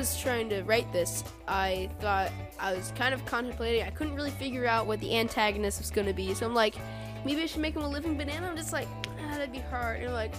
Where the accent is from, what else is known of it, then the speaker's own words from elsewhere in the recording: Nashville, Tennessee, United States; We're from Nashville, Tennessee.